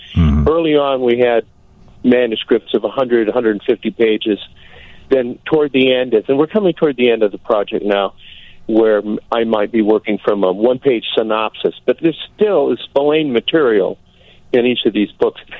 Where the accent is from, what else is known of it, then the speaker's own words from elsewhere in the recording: Muscatine, Iowa, United States; Muscatine, Iowa, is my hometown